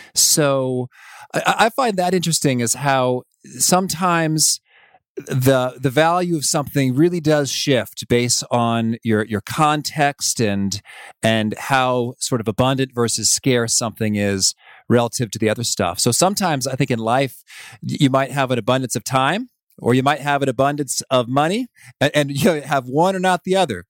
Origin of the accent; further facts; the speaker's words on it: Danville, Illinois, United States; now in Chicago, United States; I grew up in Danville, Illinois, about three hours away, uh, but I've spent almost my whole life in Illinois